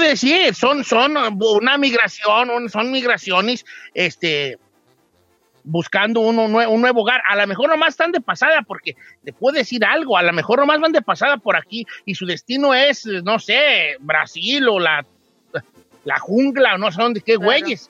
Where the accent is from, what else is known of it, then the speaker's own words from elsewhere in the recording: Mexico; nuestro lenguaje este, que tenemos como latinos o mexicanos, sí, pues mexicanos específicamente